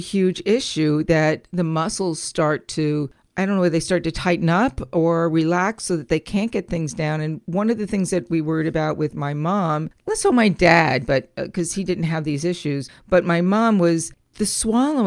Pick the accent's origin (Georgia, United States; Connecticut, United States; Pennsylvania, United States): Connecticut, United States; moved away; I was originally from the Connecticut area not too long ago